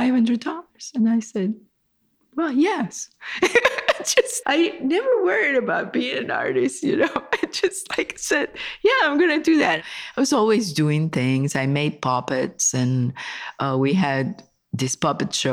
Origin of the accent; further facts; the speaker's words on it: San Juan, Puerto Rico; I was born in San Juan, Puerto Rico. And I used to go to the museum when I was like 7, 8, 9 and copy paintings